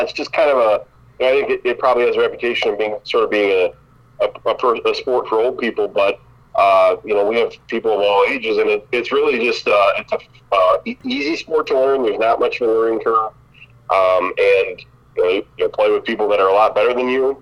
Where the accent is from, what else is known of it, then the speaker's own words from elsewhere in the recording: Lee Center, Minnesota, United States; now in Mitchell, United States; I grew up in Lee Center, Minnesota